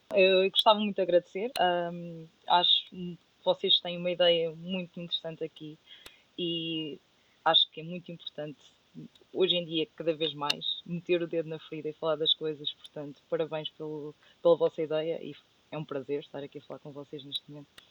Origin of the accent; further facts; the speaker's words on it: Castanheira de Pera, Leiria District, Portugal; moved away as an adult; also born or lived in Coimbra; now in United Kingdom; eu sou de Castanheira de Pera e Castanheira de Pera é uma vila muito pequenina